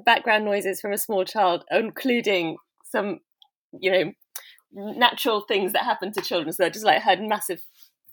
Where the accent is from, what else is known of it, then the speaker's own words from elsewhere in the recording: London, United Kingdom; I was born in London and kind of educated there, sort of in southwest London, sort of suburbia. And I still live in London